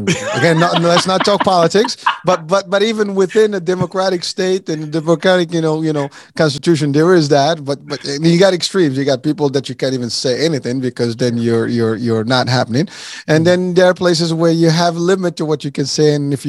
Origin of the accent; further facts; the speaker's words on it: Morocco; born there; I was born in Morocco, so we have Moroccan cuisine.